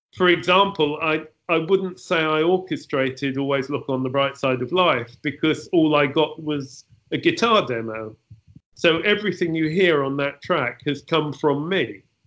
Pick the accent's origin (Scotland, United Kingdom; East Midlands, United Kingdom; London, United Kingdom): London, United Kingdom; I was born in London in uh, the, the very end of the 40s